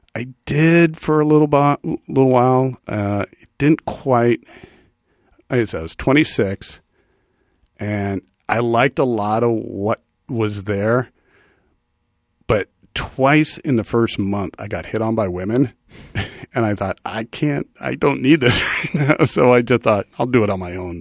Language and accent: English; the Valley, California, United States; also born or lived in Ohio / New York; ten years in Ohio, and then m, my family came out here when I was ten, and I've been in the Valley, uh, since